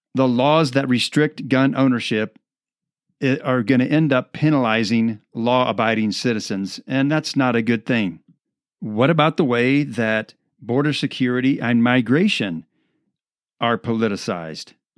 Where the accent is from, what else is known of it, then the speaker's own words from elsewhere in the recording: Midwest, United States; now in Colorado, United States; I grew up in the Midwest